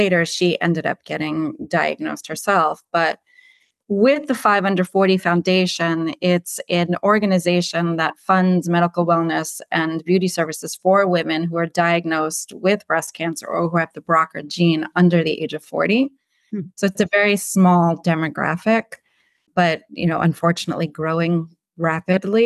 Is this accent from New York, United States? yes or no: yes; New York City, New York, United States; I'm born and raised in Brooklyn, pretty much have lived here all my life